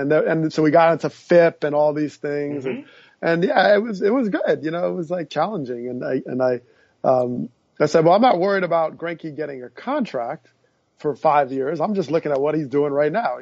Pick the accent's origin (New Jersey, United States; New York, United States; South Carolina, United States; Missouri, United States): New Jersey, United States; Teaneck; I grew up in Teaneck, New Jersey